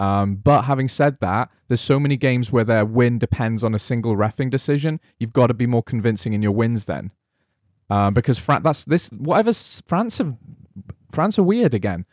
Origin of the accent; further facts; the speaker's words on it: Wales, United Kingdom; I'm Welsh